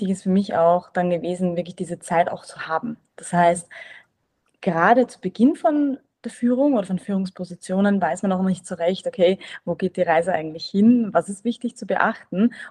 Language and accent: German; Vienna, Austria; ich bin ursprünglich aus Wien